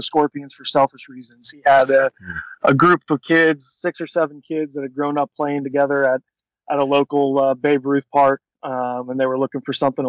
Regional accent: Central Florida, United States; I grew up in the Central Florida area

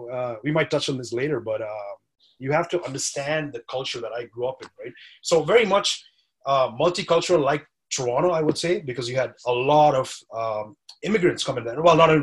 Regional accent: India; So I grew up, originally I'm from India, right? So my parents are from India, even though my name doesn't say that. Portuguese roots.

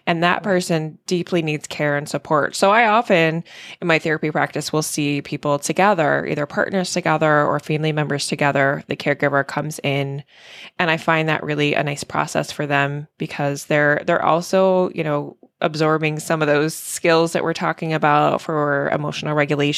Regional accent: Washington, District of Columbia, United States; now in Maine, United States; living in Maine, growing up in the DC metro a little bit.

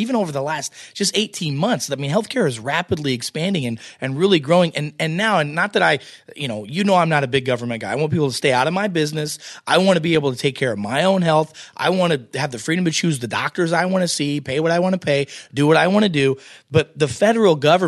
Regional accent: United States; I'm American

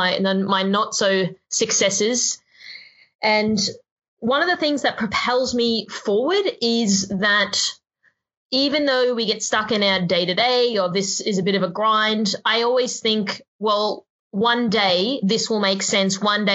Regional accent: Queensland, Australia; moved away as an adult; now in Sydney, Australia; I grew up in Queensland.

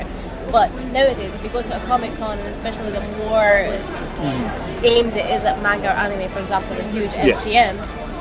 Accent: Libya; moved away; I'm Libyan, I come from the Middle East

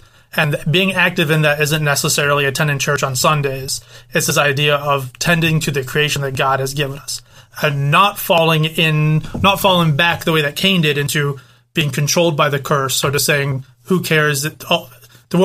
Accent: United Kingdom; moved away; I'm British.

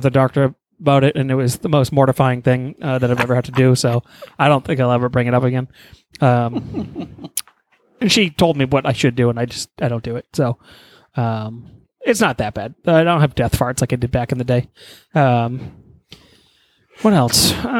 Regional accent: Texas, United States; but I'm from Texas and I can handle the heat.

